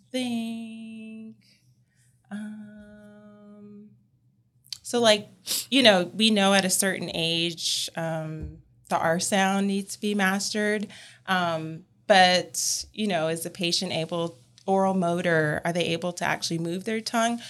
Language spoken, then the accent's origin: English; California, United States; now in Columbia, United States; I'm originally from California